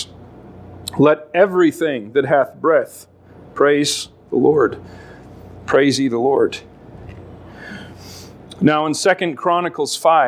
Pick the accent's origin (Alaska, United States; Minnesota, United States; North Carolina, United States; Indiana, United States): Alaska, United States; I grew up in Alaska